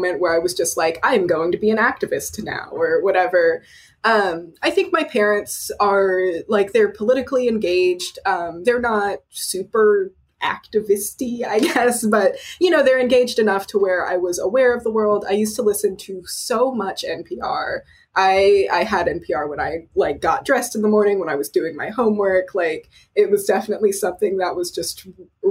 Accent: Austin, Texas, United States; I'm from Austin, Texas

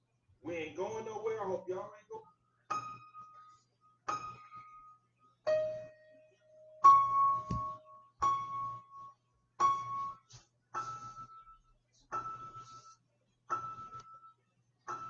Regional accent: United States; I'm an American.

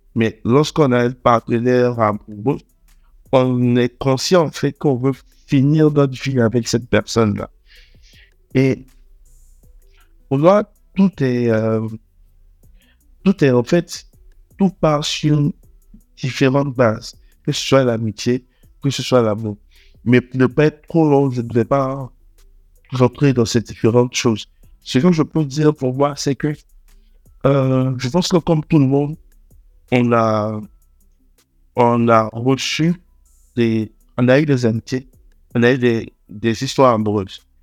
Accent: Abidjan, Côte d’Ivoire; also born or lived in Togo / Lomé; je suis togolais. Je suis né à Abidjan. J'ai toujours vécu à Abidjan

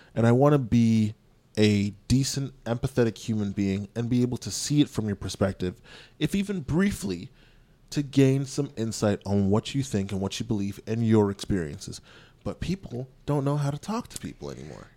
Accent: Canada; My parents are from Jamaica. I was born in Canada

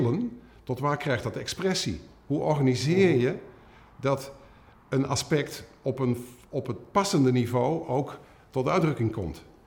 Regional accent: Culemborg, Gelderland, Netherlands; Ik, ik ben geboren in Culemborg, een klein stadje.

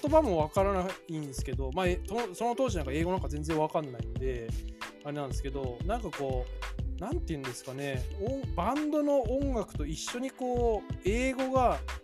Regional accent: Hokkaido, Japan; 僕北海道出身なので

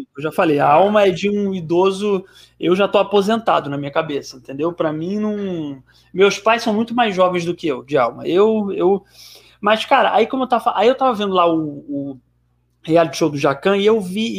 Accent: Ceará, Brazil; eu sou do Ceará

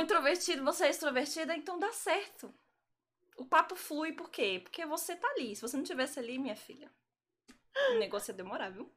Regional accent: Brasília, Federal District, Brazil; moved away as an adult; now in Salvador, Brazil; eu não sou da Bahia, eu sou de Brasília.

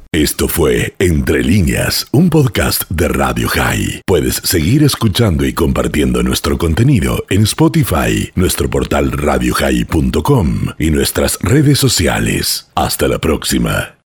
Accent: Argentina; Hoy nosotros en Argentina

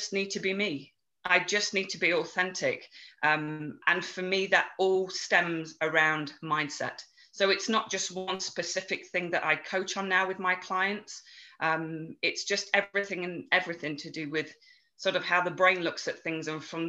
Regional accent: England, United Kingdom; accent: English; now in Chestermere, Canada; I grew up in England, hence the English accent, even though I now live in Chestermere in Alberta.

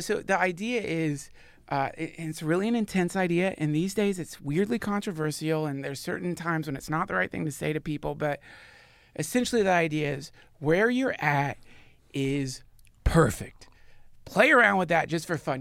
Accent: the South, United States; I grew up in the South

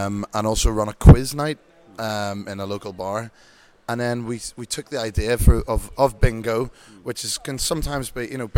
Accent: Ireland; accent: Irish; I'm, if you can tell by my accent, from Ireland, Irish number 33.

